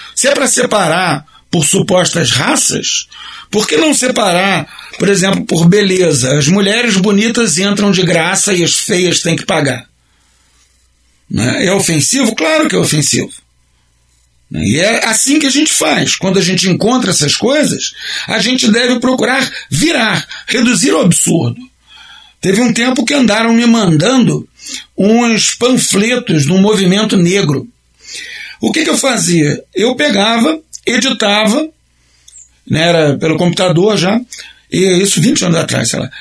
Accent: Brazil; nós brasileiros somos uma nação

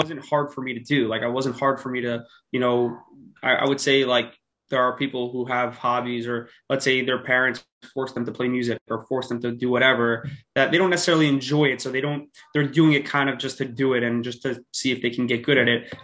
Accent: New York City, New York, United States; I'm from Queens, New York. Grew up there, still live there

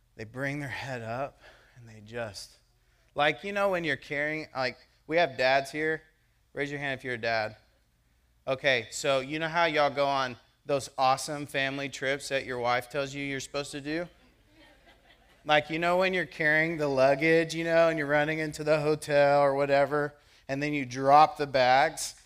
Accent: United States; I am a born American

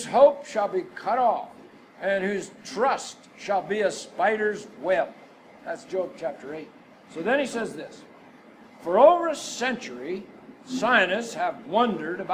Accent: Texas, United States; We are from Texas.

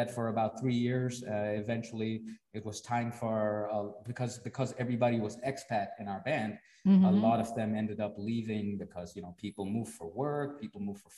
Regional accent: Cambodia; also born or lived in India; I'm from India, but I grew up in Cambodia.

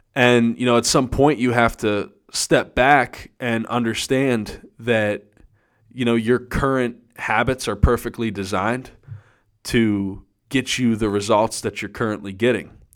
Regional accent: Erie, Pennsylvania, United States; I'm from Erie, Pennsylvania, and it is the land of freaking snow up here

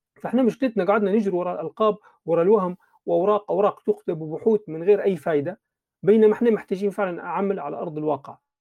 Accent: Libya; كليبيين في بلادنا

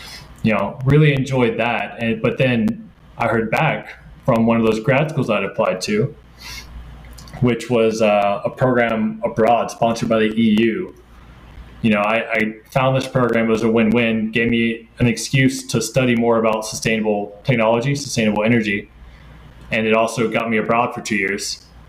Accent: United States; also born or lived in Turin, Italy / Stockholm, Sweden; also difficult to really get a real job as an American abroad, right?

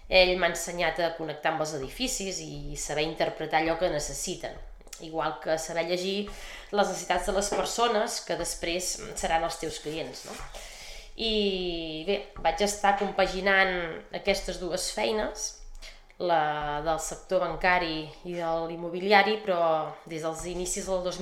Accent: Sant Feliu de Guíxols, Catalonia, Spain; Doncs sí, eh, sóc de Sant Feliu, sóc ganxona, eh, vaig néixer aquí i he viscut tota la vida aquí. Ara mateix tinc 44 eh, anys

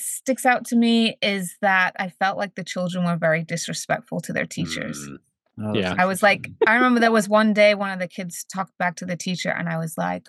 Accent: New Jersey, United States; also born or lived in Sheffield, England; when we moved to the States, we moved to New Jersey. And I grew up in New Jersey until I graduated high school.

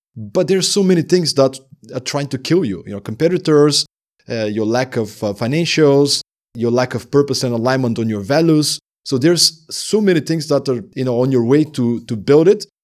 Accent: Sliven, Sliven Province, Bulgaria; moved away as an adult; also born or lived in Denmark; living in my hometown in Bulgaria

